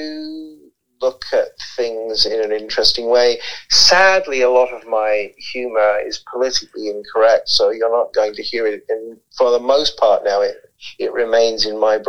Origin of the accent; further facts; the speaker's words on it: London, United Kingdom; moved away as an adult; now in Canada; I grew up in London, England. I moved in 84 to marry my wife